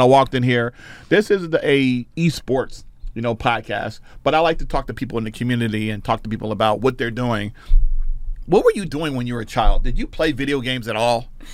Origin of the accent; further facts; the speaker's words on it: New Jersey, United States; I'm from Jersey